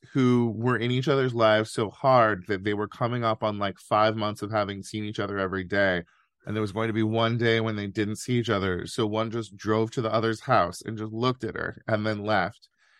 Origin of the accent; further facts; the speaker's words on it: California, United States; I love California. I love being a Californian, which is different from loving California.